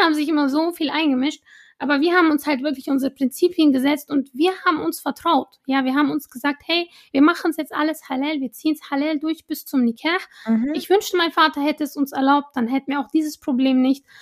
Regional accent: Iraq; moved away; ich war zum Beispiel für eine Weile in Irak, in meinem Heimatland

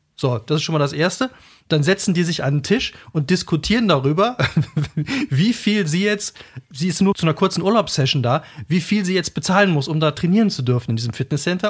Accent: Cologne, North Rhine-Westphalia, Germany; also born or lived in Brebach-Fechingen, Saarland; ich bin eigentlich Kölner

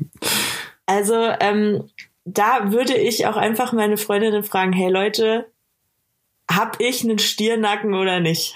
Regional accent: Bavaria, Germany

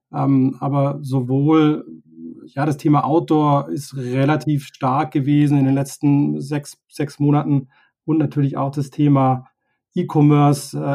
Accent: Tübingen, Baden-Württemberg, Germany; wir kommen beide aus Süddeutschland, aus Tübingen

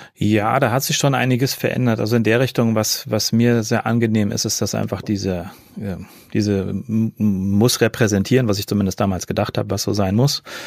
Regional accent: Fulda, Hesse, Germany; also born or lived in Cologne; in meinem Heimatort in Fulda

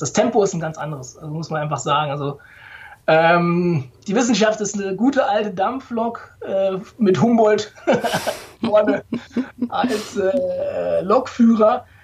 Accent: Ruhr area, North Rhine-Westphalia, Germany; ich bin im Ruhrgebiet geboren, äh, tatsächlich, also auf Kohle geboren

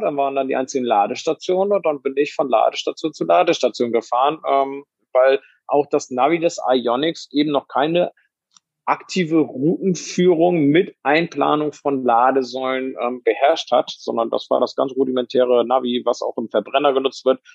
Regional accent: Bremen, Germany; moved away; ich komme ja auch ursprünglich aus Bremen

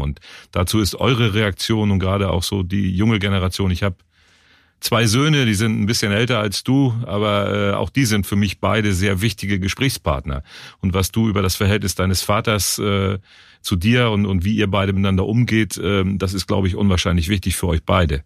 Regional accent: Germany; now in Cologne, Germany; ich komme ja nicht aus Köln, ich bin in der Nähe von Hamburg groß geworden

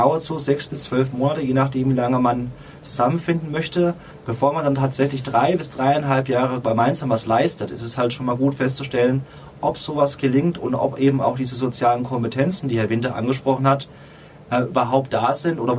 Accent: Odenwald, Germany; Tatsächlich komme ich aus dem Ohnwald, einer sehr ländlichen Region, so zwischen Frankfurt und Mannheim

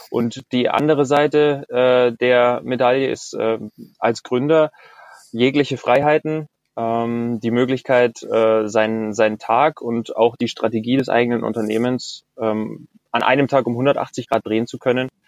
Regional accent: Bavaria, Germany; Ich komme aus Bayern, aus einer eher konservativen Familie.

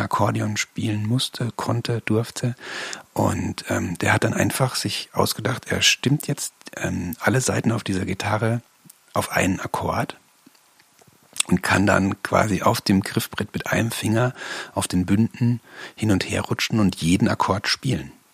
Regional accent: Bavaria, Germany; bin ich in Bayern groß geworden

